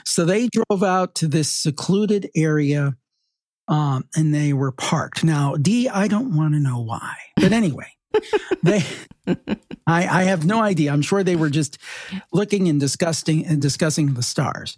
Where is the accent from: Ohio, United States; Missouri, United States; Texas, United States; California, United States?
Ohio, United States; Cleveland; I grew up in Cleveland and I'm still in the Northeastern Ohio area